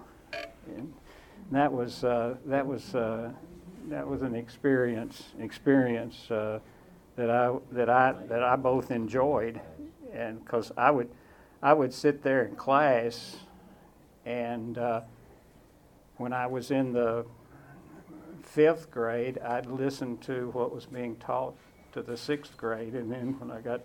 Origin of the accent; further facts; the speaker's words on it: Waverly, Tennessee, United States; moved away as an adult; also born or lived in Auburn / Atlanta, Georgia / Northern Virginia; I grew up in Waverly, Tennessee.